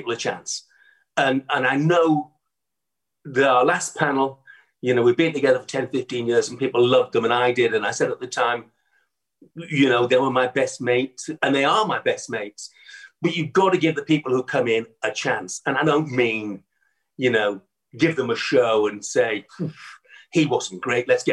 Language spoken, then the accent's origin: English; Hartlepool, North East England, United Kingdom; It's my hometown